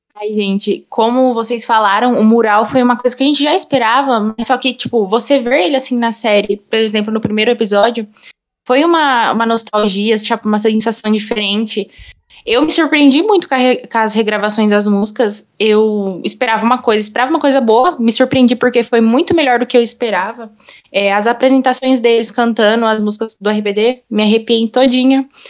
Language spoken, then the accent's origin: Portuguese; São Paulo, Brazil; sou de São Paulo